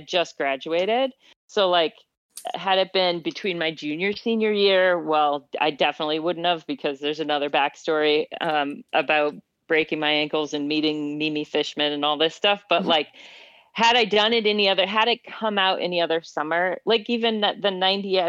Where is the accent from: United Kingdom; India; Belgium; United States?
United States; Midwest; I grew up in the Midwest.